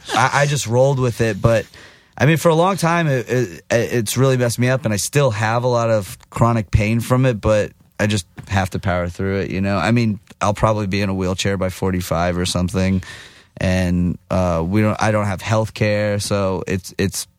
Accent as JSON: {"language": "English", "region": "Texas", "country": "United States", "said": "I'm from Texas, but I'm Jewish"}